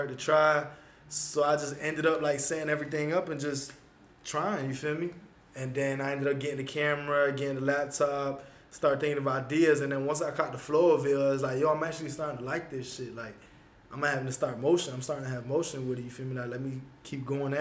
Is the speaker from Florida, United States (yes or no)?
yes; Broward, Florida, United States; I knew a lot of people in Broward in my hometown